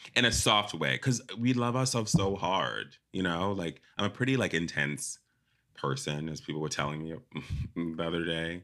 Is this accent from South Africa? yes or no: yes; South Africa; moved away; also born or lived in Zimbabwe; I was born in Zimbabwe, grew up in South Africa